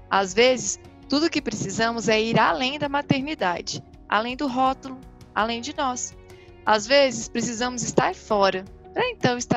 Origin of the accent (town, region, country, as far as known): Fortaleza, Ceará, Brazil